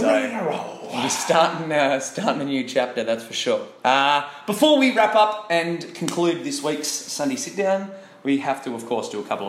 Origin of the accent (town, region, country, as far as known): Australia